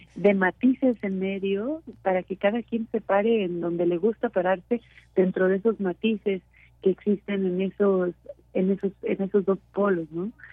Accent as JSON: {"language": "Spanish", "country": "Mexico", "said": "como mexicanos"}